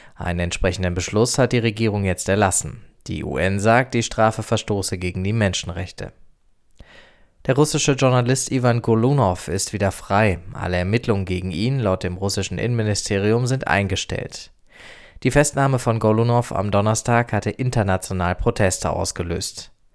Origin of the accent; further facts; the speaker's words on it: Germany; Bei uns in Deutschland